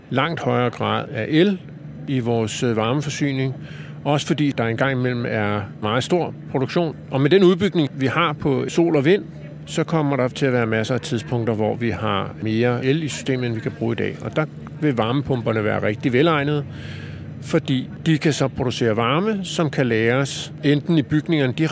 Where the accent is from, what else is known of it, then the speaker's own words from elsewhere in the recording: Copenhagen, Capital Region of Denmark, Denmark; der har vi så som københavner normalt et varmesystem, som trækker typisk på fjernvarmenettet